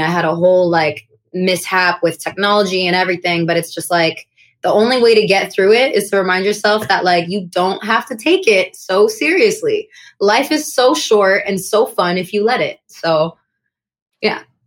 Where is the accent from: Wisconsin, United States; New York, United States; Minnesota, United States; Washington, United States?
New York, United States; New York City; my hometown where I grew up in Kensington.